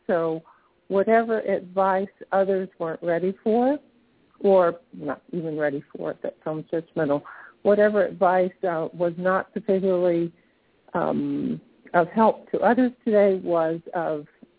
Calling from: St. Petersburg, Florida, United States; I'm in St. Pete, Florida.

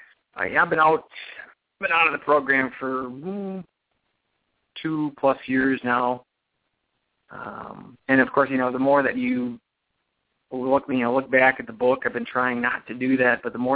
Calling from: Minnesota, United States; I'm calling from Minnesota.

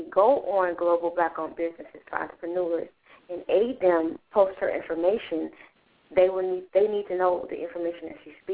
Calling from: Detroit, Michigan, United States; from the Detroit area.

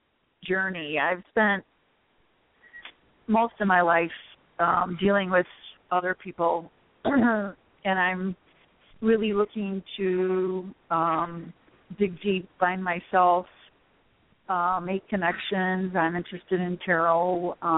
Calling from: Chicago, Illinois, United States

